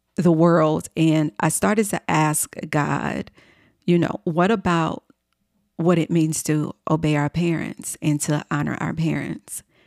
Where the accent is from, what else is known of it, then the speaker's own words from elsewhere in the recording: Chicago, Illinois, United States; moved away as an adult; also born or lived in New York City; I uprooted myself from my hometown in Chicago, Illinois, and I moved to New York City.